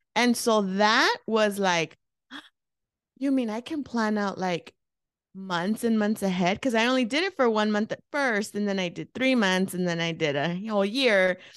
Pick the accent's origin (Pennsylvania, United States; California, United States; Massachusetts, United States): California, United States; Los Angeles; moved away as an adult; now in Phoenix, United States; I um was born and raised in East Los Angeles, California. I moved to Phoenix 16 years ago.